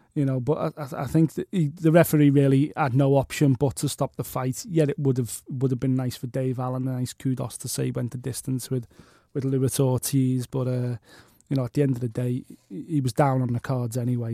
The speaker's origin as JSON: {"language": "English", "town": "Liverpool", "region": "North West England", "country": "United Kingdom", "said": "I'm from Liverpool"}